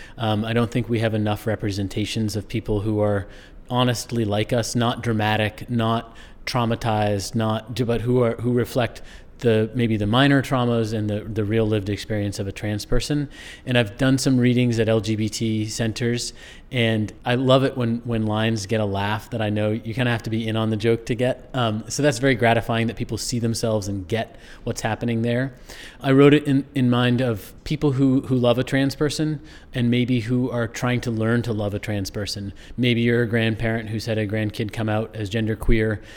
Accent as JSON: {"language": "English", "region": "rural Maine", "country": "United States", "tie": "born or raised there", "said": "I grew up not in New Hampshire, but in rural Maine"}